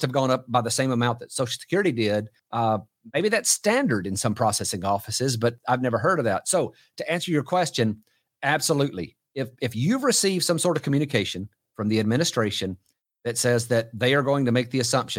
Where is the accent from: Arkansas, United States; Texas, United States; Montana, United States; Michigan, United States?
Texas, United States; here in my home state of Texas